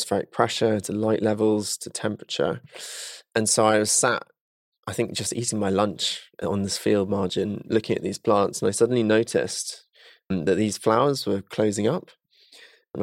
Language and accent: English; Salisbury, South West England, United Kingdom; I grew up just outside of Salisbury in Wiltshire.